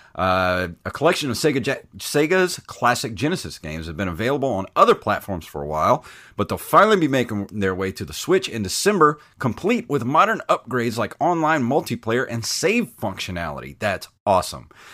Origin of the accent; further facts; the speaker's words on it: the South, United States; accent: Southern; I am from the South, so I will toss out random y'alls, shugs, and huns